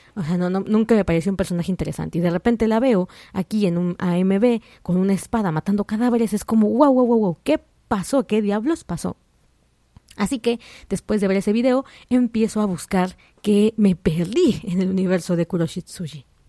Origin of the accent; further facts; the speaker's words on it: Mexico; yo soy de México